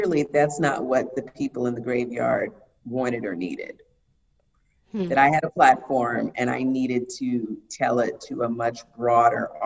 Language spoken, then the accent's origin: English; Miami, Florida, United States; I'm from Miami